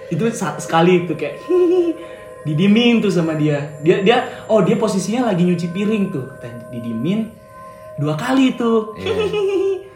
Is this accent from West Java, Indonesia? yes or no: yes; Bogor, West Java, Indonesia; sebenarnya nggak di nggak di Jawa sini sih di tempat daerah asal aku di Bogor gitu.